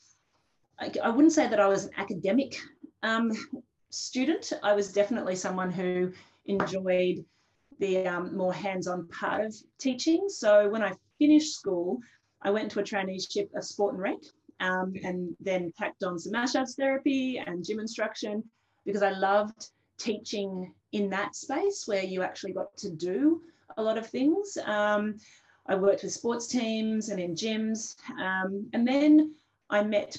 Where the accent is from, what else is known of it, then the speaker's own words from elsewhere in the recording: Canberra, Australian Capital Territory, Australia; growing up in Canberra